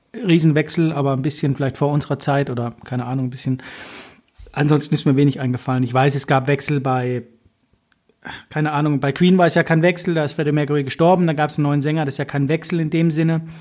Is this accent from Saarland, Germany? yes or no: no; a village about 15-25 km from Mosbach, Baden-Württemberg, Germany; Bei uns gibt es ja nichts im Dorf. Ihr wisst ja nicht, wo wir herkommen, aber wir kommen aus der Vollpampa